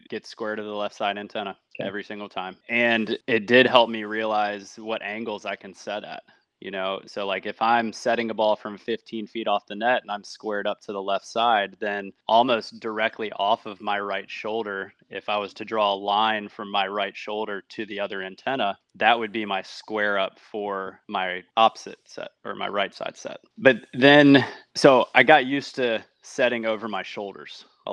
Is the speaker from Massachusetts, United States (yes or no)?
no; Chester, Virginia, United States; I'm from Chester, Virginia